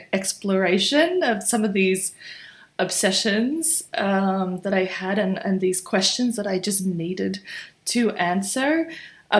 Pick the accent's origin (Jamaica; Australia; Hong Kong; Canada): Australia; growing up in Australia, which was very predominantly white